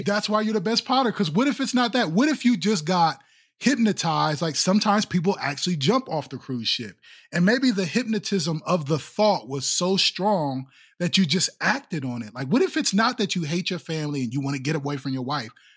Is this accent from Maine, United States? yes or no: no; Columbus, Ohio, United States; I was born and raised in Columbus